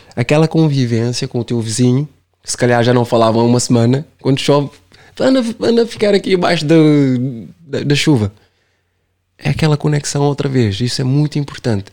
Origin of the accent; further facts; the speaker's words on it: Cape Verde; Eu sou Caverdiano sempre